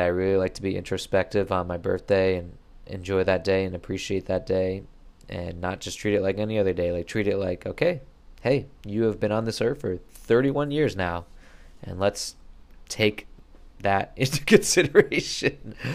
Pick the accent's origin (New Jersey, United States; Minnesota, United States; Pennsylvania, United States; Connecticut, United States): Connecticut, United States; moved away as an adult; also born or lived in Brooklyn, New York; I moved back from Brooklyn to Connecticut